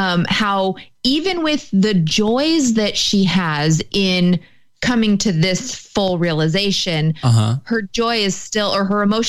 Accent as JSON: {"language": "English", "country": "United States"}